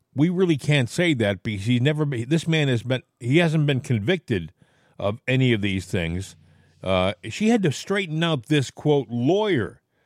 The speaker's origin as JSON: {"language": "English", "town": "Portsmouth", "region": "Rhode Island", "country": "United States", "tie": "born or raised there", "said": "I grew up in Portsmouth"}